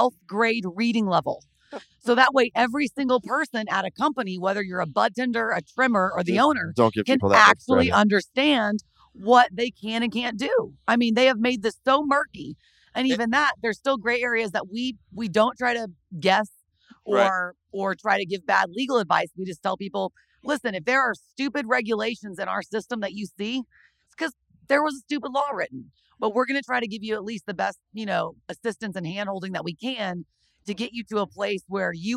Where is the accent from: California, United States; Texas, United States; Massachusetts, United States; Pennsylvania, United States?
Texas, United States; I am personally from Texas